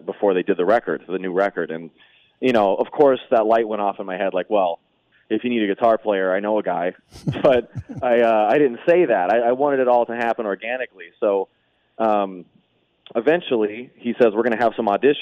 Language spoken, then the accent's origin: English; Las Vegas, Nevada, United States; born and raised in Vegas.